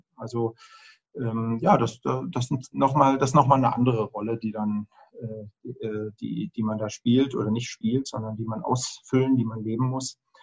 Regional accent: Germany; Also ich bin ja in der DDR groß geworden

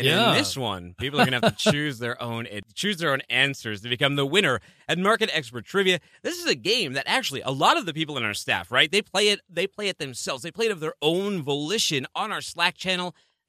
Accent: Northeast, United States; I mean, I come from the Northeast.

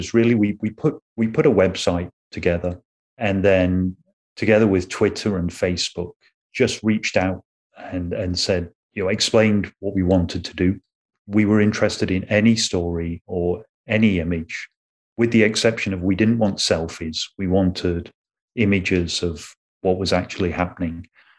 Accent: Canada; because obviously being Canadian, a lot of … stuff came in.

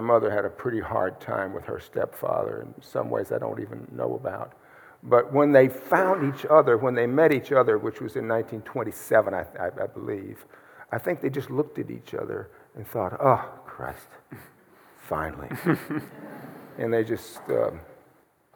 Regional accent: Mississippi, United States; moved away as an adult; also born or lived in Michigan; I am from Mississippi

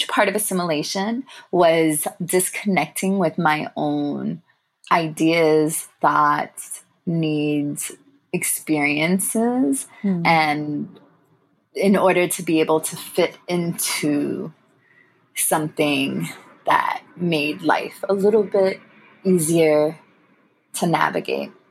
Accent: United States; accent: American; also born or lived in England; as a young Tamil person growing up in America

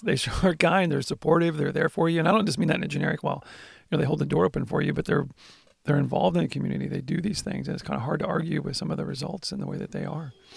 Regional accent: United States

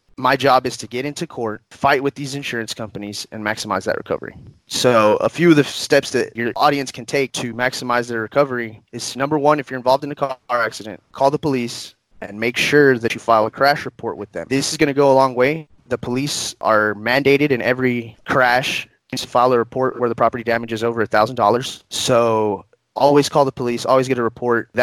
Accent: Odessa, Texas, United States; also born or lived in Houston, Texas; I'm a lifelong Odessan, been here my entire life

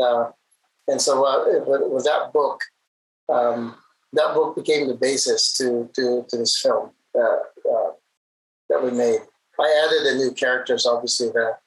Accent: Visayas, Philippines; moved away as an adult; now in Taiwan; my hometown, in Visayas and in the central regions

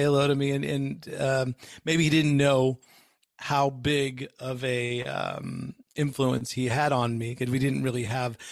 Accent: Bay Area, just outside of San Francisco, California, United States; I grew up in the Bay Area, just outside of San Francisco

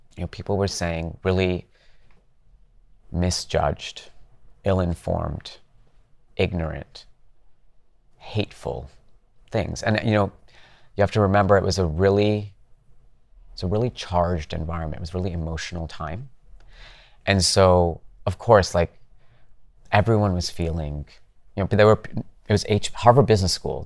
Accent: Calgary, Alberta, Canada; moved away; I grew up in Canada, in Calgary

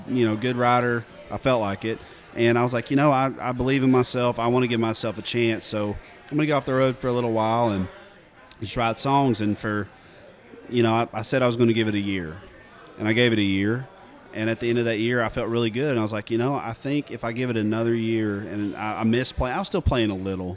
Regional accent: East Tennessee, United States; growing up in East Tennessee

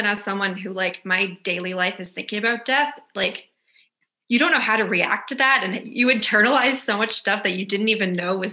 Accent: Glace Bay, Nova Scotia, Canada; I grew up in Cape Breton in Glace Bay.

